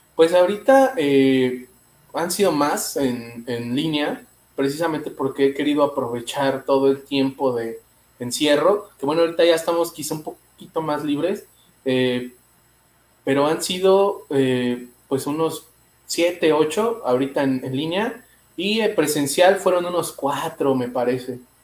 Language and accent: Spanish; Mexico City, Mexico; Soy de la Ciudad de México